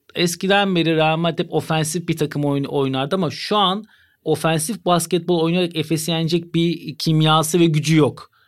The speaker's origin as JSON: {"language": "Turkish", "country": "Turkey", "said": "bir Türk olarak"}